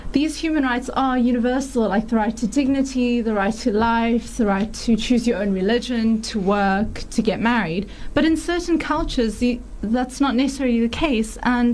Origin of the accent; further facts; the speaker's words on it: South Africa; also born or lived in Aberdeen, Scotland; I have to admit, I was very proud to be South African.